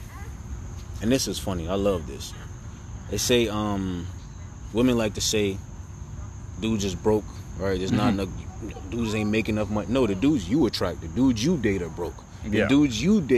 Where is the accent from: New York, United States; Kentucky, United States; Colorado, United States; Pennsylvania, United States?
New York, United States; New York City; I'm from Brooklyn